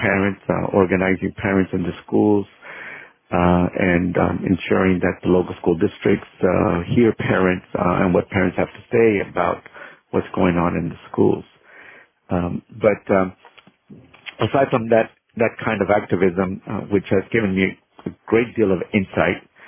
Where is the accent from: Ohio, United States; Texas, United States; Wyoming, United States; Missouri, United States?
Texas, United States; Corpus Christi; also born or lived in California; now in Houston, United States; I was born in Corpus Christi, Texas, which is in South Texas